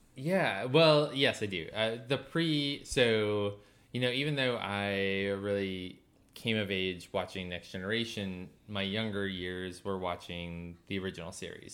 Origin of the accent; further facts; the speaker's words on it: Maine, United States; I grew up in Maine